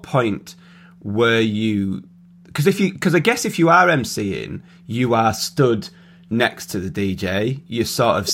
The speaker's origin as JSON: {"language": "English", "town": "Carlisle", "region": "North West England", "country": "United Kingdom", "tie": "born or raised there", "said": "I grew up in Carlisle"}